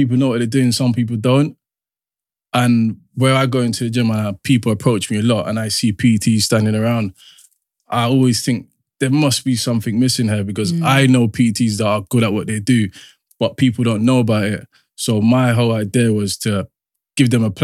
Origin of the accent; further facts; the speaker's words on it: London, United Kingdom; I'm from South London, Peckham